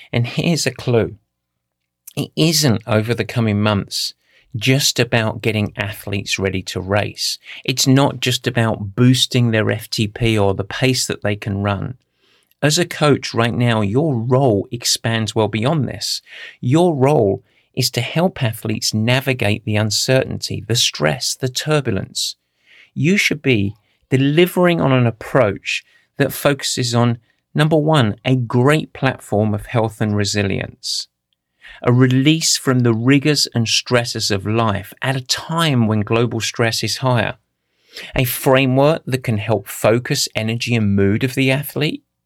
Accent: Essex, East of England, United Kingdom; I grew up in Essex

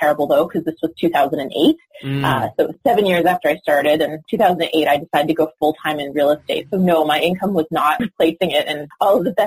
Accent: Canada; moved away as an adult; now in Los Angeles, United States; I'm Canadian. I actually just moved to Los Angeles

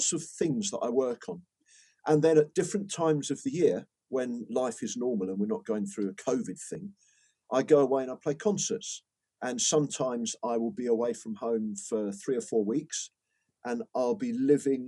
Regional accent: Brighton, South East England, United Kingdom; We got the train up from Brighton, where I grew up

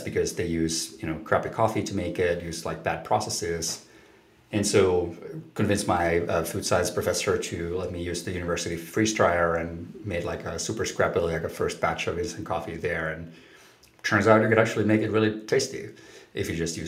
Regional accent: Helsinki, Uusimaa, Finland; I grew up in Finland, in Helsinki, Finland.

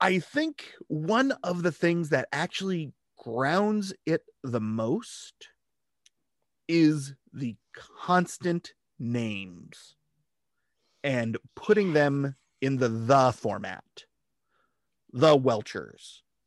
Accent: California, United States; growing up in California

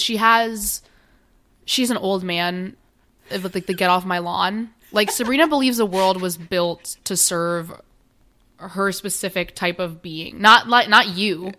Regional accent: New York City, New York, United States; now in Maryland, United States; I grew up in New York City

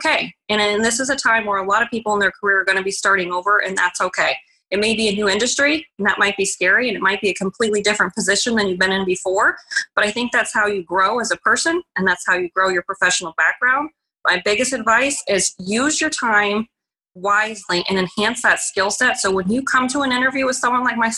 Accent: Arizona, United States; moved away as an adult; also born or lived in Illinois; I was born and raised in Arizona

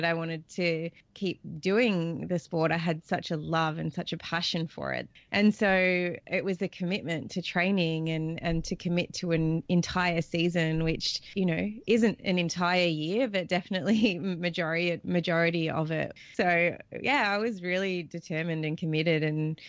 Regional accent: Australia; growing up in Australia, I live here in a coastal town.

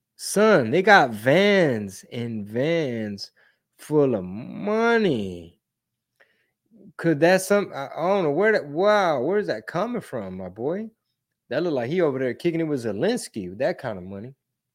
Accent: Ohio, United States; born there; my parents didn't bring me here. I was born in Ohio.

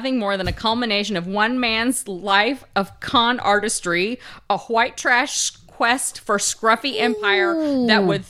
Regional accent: Oklahoma, United States; growing up in Oklahoma

